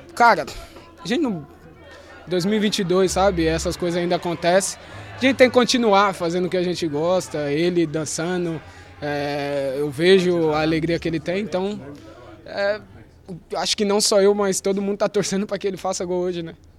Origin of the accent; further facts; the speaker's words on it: Brazil; eu sou brasileiro